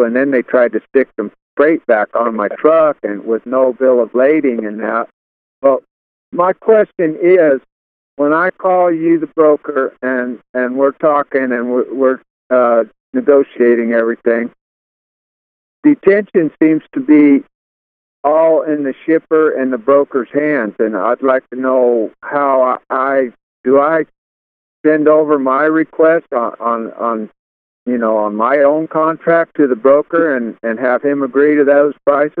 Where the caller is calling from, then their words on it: West Virginia, United States; also born or lived in Atlanta; I'm calling from West Virginia. I'm out of Atlanta, though